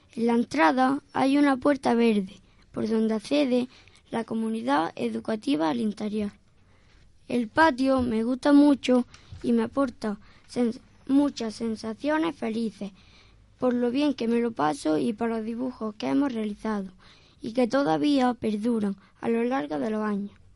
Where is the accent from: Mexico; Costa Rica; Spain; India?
Spain; Albolote, Andalusia; la plaza del ayuntamiento y la iglesia de mi pueblo.